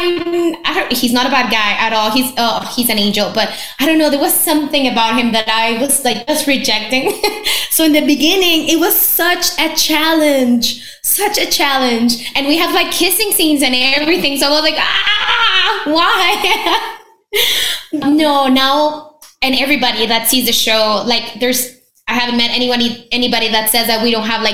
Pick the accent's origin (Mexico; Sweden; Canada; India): Mexico; moved away as an adult; also born or lived in New York; I'm born and raised in Mexico